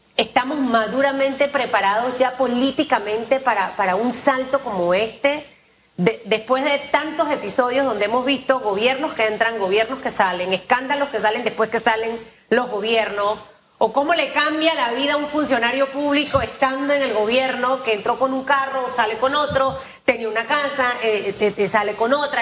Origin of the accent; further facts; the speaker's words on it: Panama; soy una panameña que igual ejerce el voto